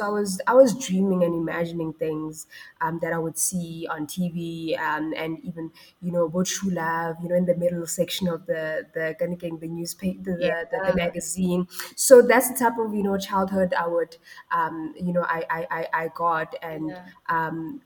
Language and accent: English; Mabopane, Gauteng, South Africa; also born or lived in Ga-Rankuwa; Well, I grew up in Mabopane, right? And before growing up in Mabopane, I was born in Garankuwa. So if you know that area of Pretoria